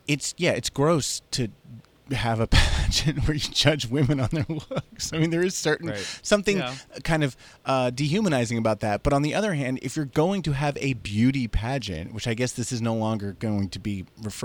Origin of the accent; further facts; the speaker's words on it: New Jersey, United States; since I was a little boy growing up in New Jersey.